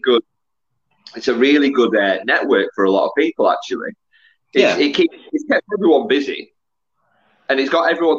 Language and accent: English; Preston, North West England, United Kingdom; also born or lived in Garstang; I grew up in Preston, but went to a school in Garstang